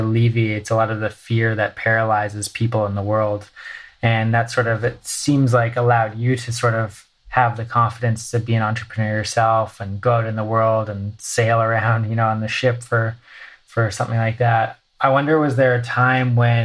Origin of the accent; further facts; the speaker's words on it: Victoria, British Columbia, Canada; also born or lived in Vancouver; now in Los Angeles, United States; I grew up in Victoria and Vancouver for almost 10 years